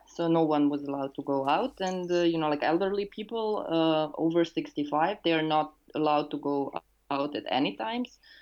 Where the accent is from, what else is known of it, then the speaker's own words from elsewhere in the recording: Serbia; I'm a housing activist and urban and cultural theorist uh, from Serbia.